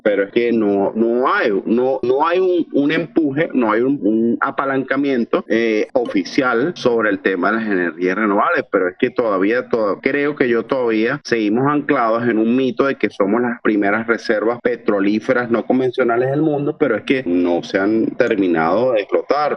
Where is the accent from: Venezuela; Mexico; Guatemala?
Venezuela; desde mi terruño hasta la capital Caracas